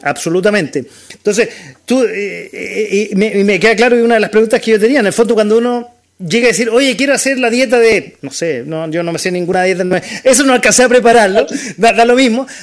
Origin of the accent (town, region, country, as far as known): Chile